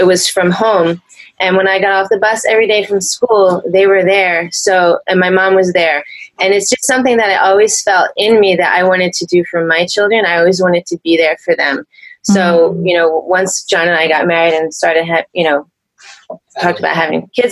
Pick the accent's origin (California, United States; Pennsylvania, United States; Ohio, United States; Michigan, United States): Pennsylvania, United States; moved away as an adult; also born or lived in Philadelphia / Brooklyn, New York / New York City / New Jersey; I'm originally from Pennsylvania.